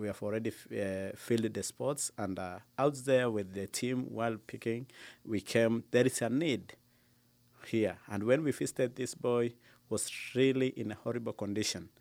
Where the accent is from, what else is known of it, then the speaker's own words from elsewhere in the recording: Lodwar, Turkana County, Kenya; I was born in Lodoar